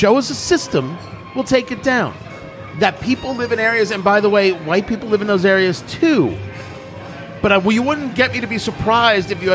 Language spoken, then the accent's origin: English; New Jersey, United States; I grew up in New Jersey